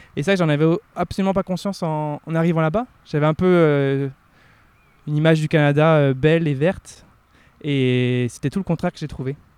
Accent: Finistère Nord, near Brest, Brittany, France; moved away as an adult; also born or lived in Rennes / Quebec; j'ai grandi à la Narvili. Alors, Donc, euh, c'est un petit village

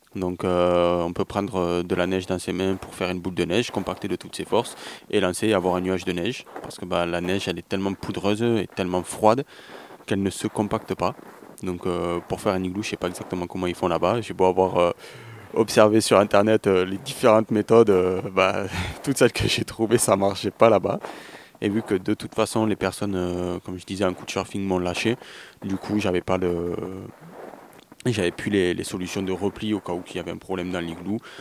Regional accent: France; chez nous avec le TGV Montpellier-Paris en 3 heures

